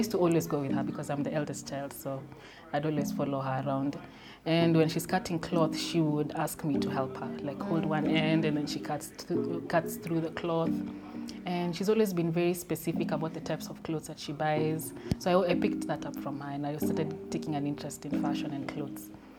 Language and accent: English; Meru, Meru County, Kenya; also born or lived in Garissa; Oh, yeah. And also, I grew up in different parts of Kenya.